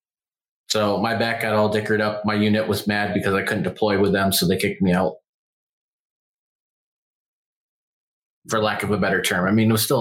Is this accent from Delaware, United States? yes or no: no; western New York State, United States; moved away; I grew up in the Northeast. I grew up in New York State.